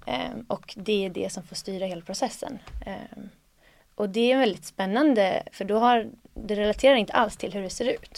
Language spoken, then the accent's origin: Swedish; Söderhamn, Gävleborg County, Sweden; moved away as an adult; jag bodde där ändå tills jag var 18-19